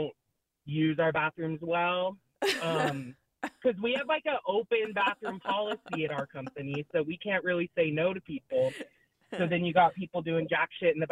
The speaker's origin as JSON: {"language": "English", "region": "Texas", "country": "United States", "tie": "born or raised there", "also_born_or_lived": "Phoenix, Arizona", "moved": "yes", "lives_now": "Alaska, United States", "said": "I grew up in Texas"}